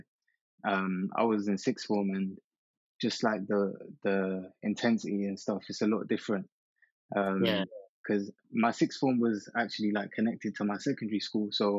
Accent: Lahore, Punjab, Pakistan; moved away; I'm from Pakistan, originally, Lahore, to be specific.

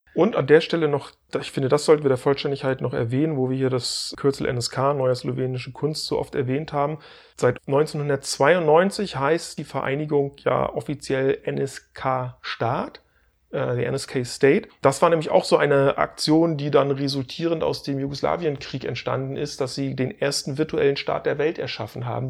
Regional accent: Stralsund, Mecklenburg-Vorpommern, Germany; meiner Heimatstadt Streisand

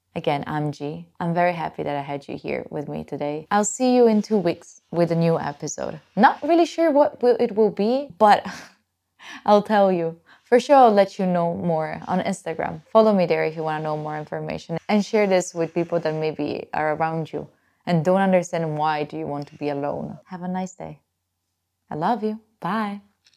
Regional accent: Italy; I'm from Italy

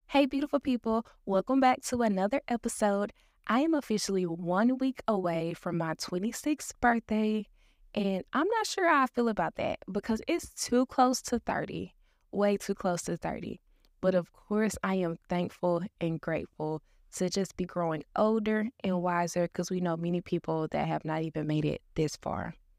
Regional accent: Dallas, Texas, United States; I was born and raised in Dallas, Texas

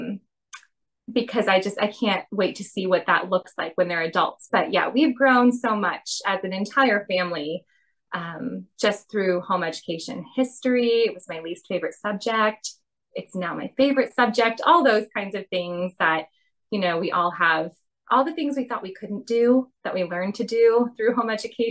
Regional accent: Chicago, Illinois, United States; moved away; also born or lived in Miami, Florida; I grew up in Chicago and Miami.

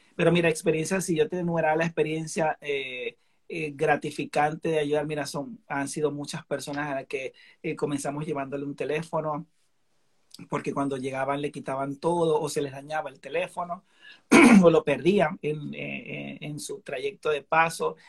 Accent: Venezuela; now in Chicago, United States

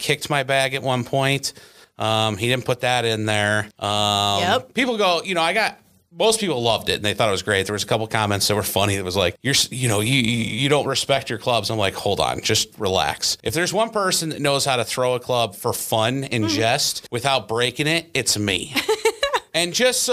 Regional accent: Central Illinois, United States; growing up in Central Illinois, we had Safety Town

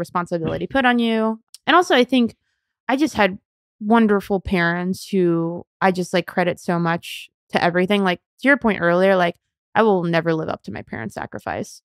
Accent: Southern California, United States; moved away as an adult; also born or lived in New York; born and raised in Southern California and went to college in New York

